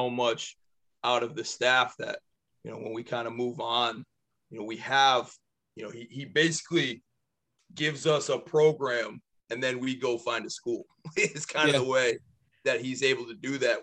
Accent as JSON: {"language": "English", "town": "Wallingford", "region": "Connecticut", "country": "United States", "also_born_or_lived": "Maine / New Hampshire", "said": "I'm from Wallingford. I played at Sheen."}